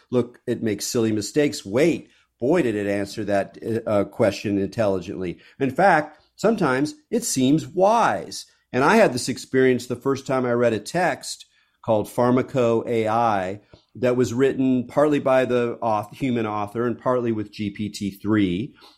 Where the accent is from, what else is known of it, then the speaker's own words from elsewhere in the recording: California, United States; I'm a Californian